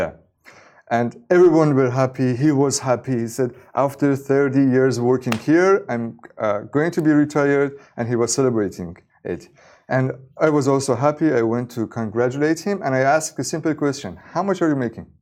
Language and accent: English; Iran; I was born in Iran